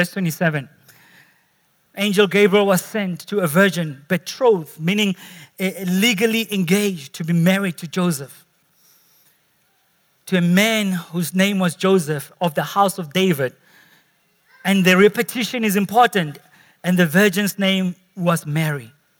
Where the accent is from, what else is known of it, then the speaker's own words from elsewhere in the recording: Potchefstroom, North West, South Africa; God wanted me to be born in Potchefstroom.